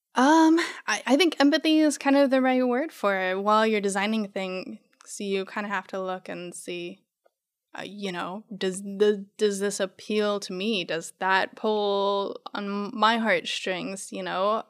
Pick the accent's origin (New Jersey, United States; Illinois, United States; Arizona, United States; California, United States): Arizona, United States; born or raised there; moved away; also born or lived in New Mexico